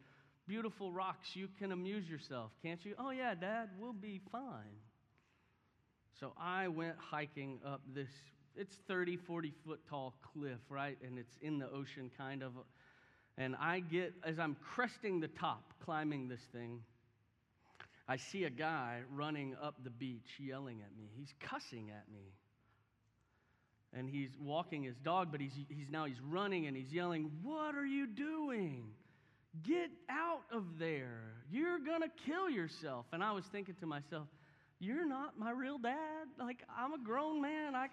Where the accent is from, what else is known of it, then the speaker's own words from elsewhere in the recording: Houston, Texas, United States; I grew up in Houston